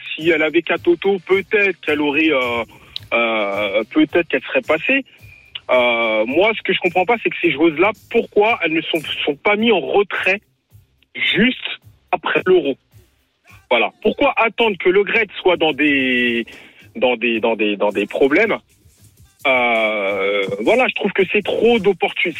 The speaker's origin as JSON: {"language": "French", "town": "Marseille", "region": "Provence-Alpes-Côte d'Azur", "country": "France", "said": "je suis de Marseille, donc je suis abonné au virage"}